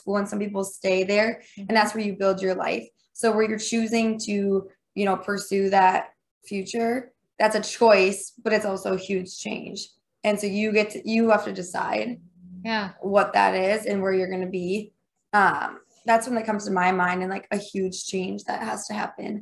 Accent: Minnesota, United States; accent: thick Minnesotan; I have the thickest Minnesotan accent that they had ever heard in their lives

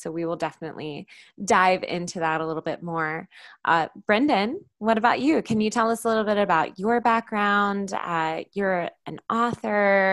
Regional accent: North Carolina, United States; now in Virginia, United States; I'm not from Virginia originally either. I'm from North Carolina.

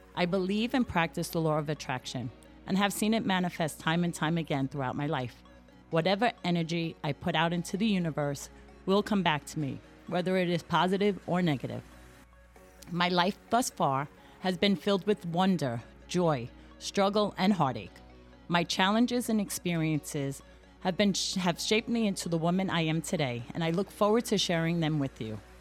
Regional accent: New York City, New York, United States; I am Irish American, born and raised on the west side of Manhattan

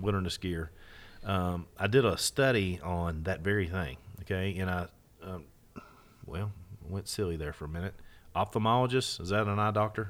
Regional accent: Kentucky, United States; history from my home, re-, literally my hometown, my backyard

